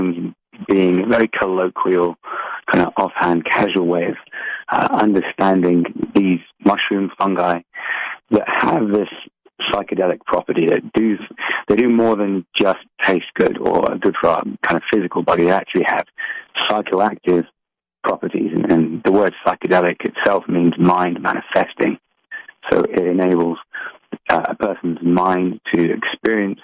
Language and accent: English; England, United Kingdom; I grew up in England